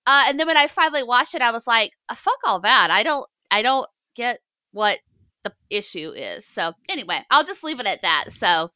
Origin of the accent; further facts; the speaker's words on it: the South, United States; I'm from the South